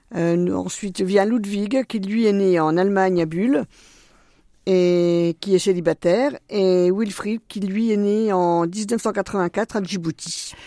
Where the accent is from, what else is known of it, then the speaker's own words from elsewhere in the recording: Baume-les-Dames, Bourgogne-Franche-Comté, France; also born or lived in Besançon; Moi je suis né à Baume-les-Dames dans le Doubs et en Franche-Comté. Et j'ai vécu euh, mes toutes premières années sur mes racines dans un tout petit village, le Val de Cusance